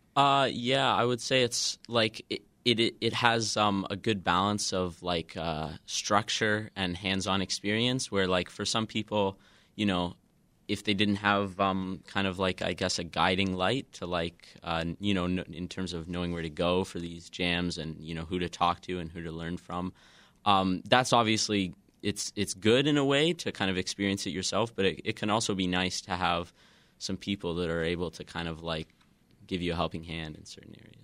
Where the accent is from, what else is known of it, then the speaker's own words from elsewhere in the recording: Kamloops, British Columbia, Canada; now in Chicago, United States; I'm from uh, Western Canada. I'm okay. about like four hours north of Vancouver in a city called Kamloops.